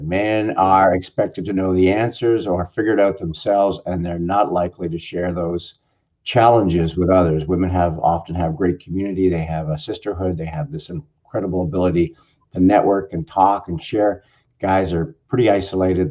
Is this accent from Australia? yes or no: no; Canada; now in Southern California, United States; I'm a Canadian. I'm in Southern California